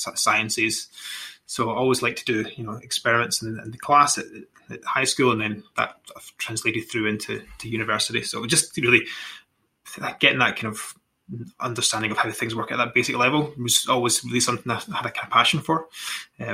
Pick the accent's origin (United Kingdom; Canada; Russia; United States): United Kingdom; East Kilbride, Scotland; from East Kilbride, so kind of modern, one of these like spillover towns, you know, south of Glasgow.